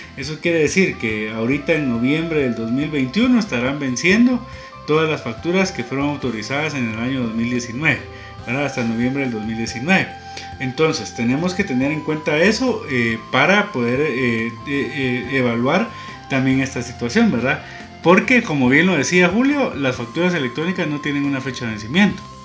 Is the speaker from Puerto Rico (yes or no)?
no; Guatemala; como guatemaltecos